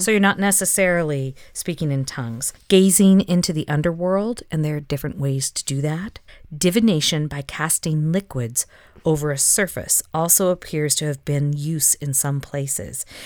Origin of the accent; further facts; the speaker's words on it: the South, United States; That is something I grew up with in the South